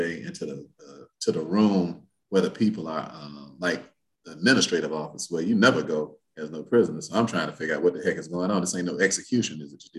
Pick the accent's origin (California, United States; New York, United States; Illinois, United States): Illinois, United States; Chicago; moved away; also born or lived in Indianapolis, Indiana; I'm from Chicago